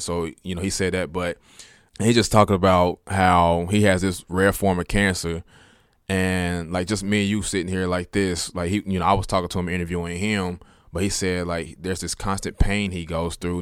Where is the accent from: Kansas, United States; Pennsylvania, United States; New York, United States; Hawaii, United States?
Kansas, United States; Kansas City; I'm from Wyandotte. I'm from KCK, so I graduated from Sumner